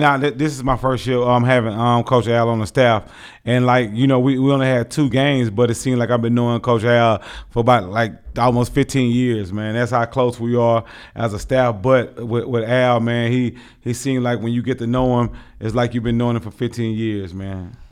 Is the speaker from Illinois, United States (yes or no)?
no; Houston, Texas, United States; now in Tucson, United States; born and raised in Houston, Texas